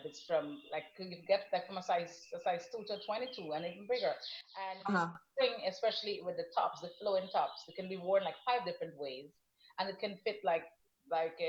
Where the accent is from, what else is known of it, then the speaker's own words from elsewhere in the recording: Guyana; I am from up the river where I live, where originally I have to go all the way up the Essequibo River